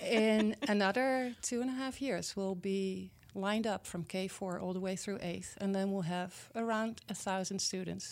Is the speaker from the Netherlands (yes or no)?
yes; Netherlands; English is a second language; moved away as an adult; now in Milwaukee area, United States; Well, I was born and raised in the Netherlands, in Europe.